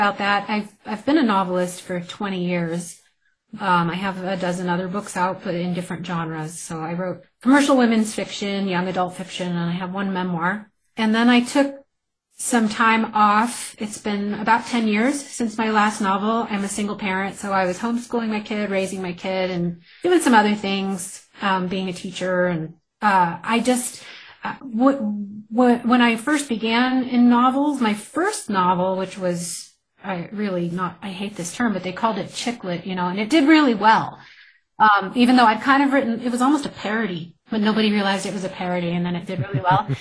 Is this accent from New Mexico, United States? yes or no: yes; New Mexico, United States; my home state